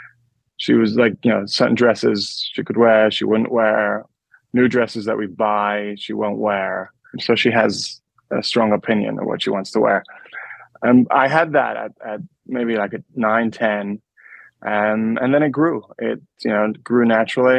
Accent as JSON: {"language": "English", "region": "London", "country": "United Kingdom", "tie": "born or raised there", "also_born_or_lived": "New York", "said": "So I grew up in London. I was actually born in New York and raised in London."}